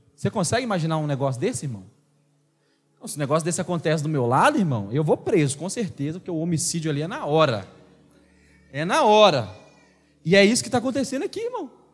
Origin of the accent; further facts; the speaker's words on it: Brazil; nós crentes brasileiros